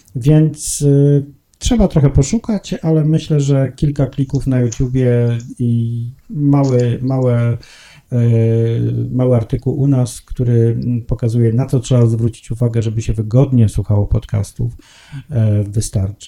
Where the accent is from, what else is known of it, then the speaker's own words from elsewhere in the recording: Gdańsk, Pomeranian Voivodeship, Poland; now in Warsaw, Poland; ja też nie jestem z Warszawy, chociaż mówię z Warszawy i mieszkam w Warszawie, jestem z Gdańska i tak się zawsze będę przedstawiał